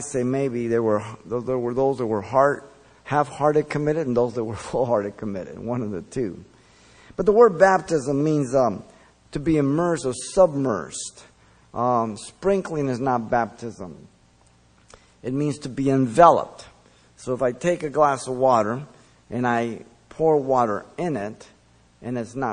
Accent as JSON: {"language": "English", "town": "Los Angeles", "region": "California", "country": "United States", "tie": "born or raised there", "also_born_or_lived": "Mexico City, Mexico", "second_language": "English", "said": "When we moved to the United States, we were in L.A. by Huntley Drive. I went to Our Lady of Loreto till first grade, where I learned English."}